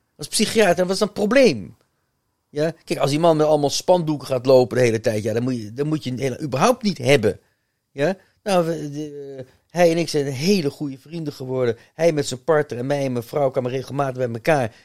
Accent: Netherlands; ik ben toch Nederlander

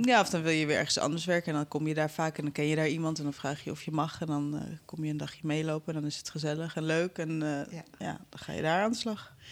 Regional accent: Amsterdam, North Holland, Netherlands; Ik ben in Amsterdam opgegroeid

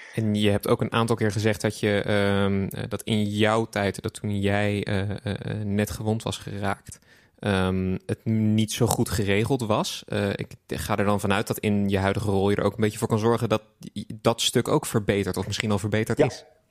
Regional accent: The Hague, South Holland, Netherlands; ik kom zelf uit Den Haag

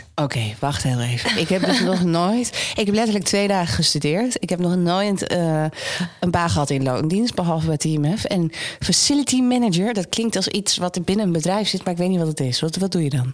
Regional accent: Amsterdam, North Holland, Netherlands; ik ben natuurlijk geboren getogen in Amsterdam

